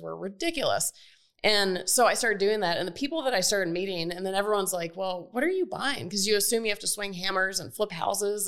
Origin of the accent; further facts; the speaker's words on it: Atlanta, Georgia, United States; I grew up in Atlanta, where we are